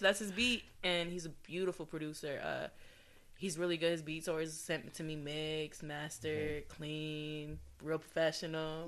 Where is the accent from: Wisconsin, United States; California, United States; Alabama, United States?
California, United States; Adelanto; now in Temecula, United States; I'm originally from the high desert, Adelanto, California